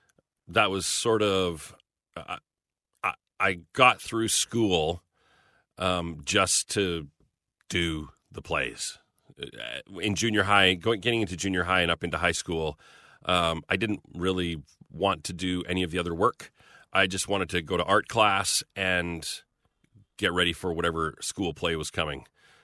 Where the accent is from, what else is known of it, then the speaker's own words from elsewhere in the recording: Magrath, Alberta, Canada; No, I grew up in Southern Alberta. A little town. Yeah, little town in Alberta's a prairie province, just to the east of British Columbia. And we were down near the U.S. border. So a little town of 2,000 people called McGrath.